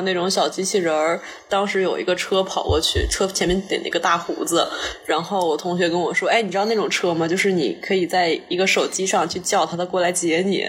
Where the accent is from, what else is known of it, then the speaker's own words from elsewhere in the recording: Beijing, China; moved away as an adult; now in San Francisco, United States; 我来自北京，然后我一年来旧金山读设计